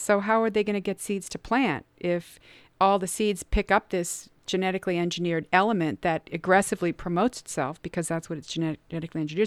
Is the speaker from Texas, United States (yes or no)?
no; Cincinnati, Ohio, United States; I grew up in Cincinnati